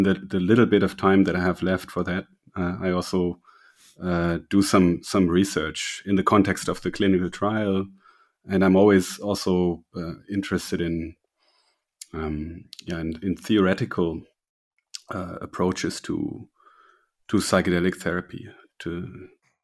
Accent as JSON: {"language": "English", "country": "Germany", "also_born_or_lived": "Berlin", "said": "I'm from Germany. I live in Berlin"}